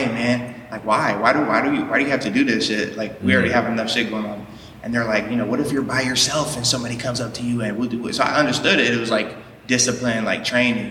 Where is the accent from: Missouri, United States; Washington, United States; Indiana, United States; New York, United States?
Washington, United States; Seattle; now in North Hollywood, United States; I'm from Seattle. I'm from the west side of Seattle.